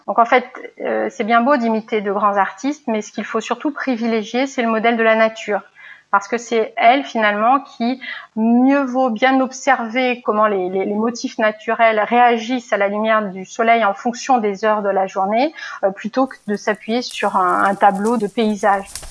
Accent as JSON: {"language": "French", "town": "Lyon", "region": "Auvergne-Rhône-Alpes", "country": "France", "also_born_or_lived": "Genoa, Italy / Paris", "moved": "as an adult", "lives_now": "Toulouse, France", "said": "je suis lyonnaise. Je suis lyonnaise."}